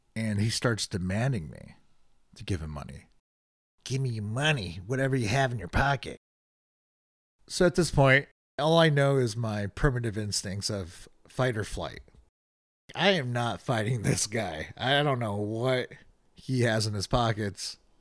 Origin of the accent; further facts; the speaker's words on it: Chicago, Illinois, United States; moved away as an adult; also born or lived in Boston; I'm from Chicago.